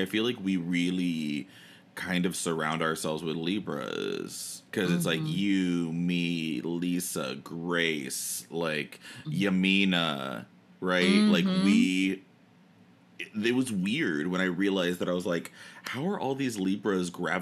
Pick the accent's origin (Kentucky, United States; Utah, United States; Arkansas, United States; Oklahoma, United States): Kentucky, United States; Versailles; I was born in Versailles, Kentucky